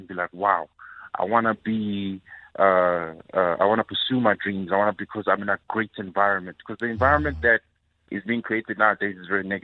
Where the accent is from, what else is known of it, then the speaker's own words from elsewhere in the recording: Durban, KwaZulu-Natal, South Africa; I'm from Durban